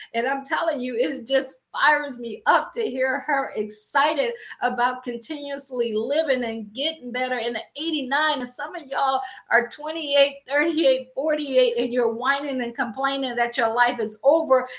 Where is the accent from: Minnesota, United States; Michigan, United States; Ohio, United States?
Ohio, United States; Akron; moved away as an adult; also born or lived in Washington, D.C. / Baltimore / Boston / Pittsburgh; I am from Akron, Ohio. I always joke and say I grew up shy, sheltered in church, basically six days a week